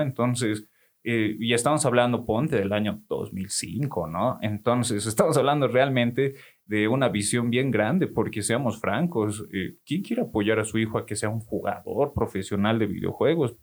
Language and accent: Spanish; Oruro, Bolivia; yo como buen orureño